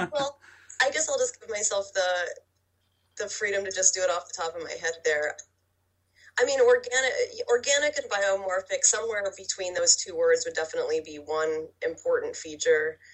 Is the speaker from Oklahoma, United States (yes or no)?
yes; Oklahoma, United States; I'm from Oklahoma